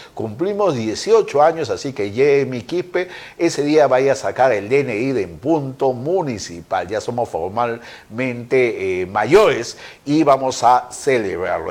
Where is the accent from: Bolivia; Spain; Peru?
Peru; somos todos los peruanos